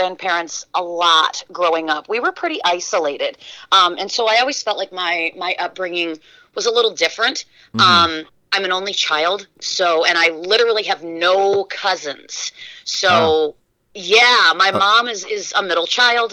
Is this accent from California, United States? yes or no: no; Shavehead Lake, Michigan, United States; now in Indiana, United States; When I was three, we moved up to Shavehead Lake in Michigan, really out in the middle of nowhere